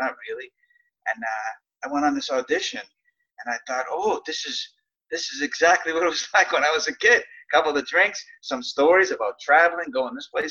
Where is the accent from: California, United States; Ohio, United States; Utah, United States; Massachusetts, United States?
Massachusetts, United States; Boston; I grew up in South Boston, Massachusetts, otherwise known as Southie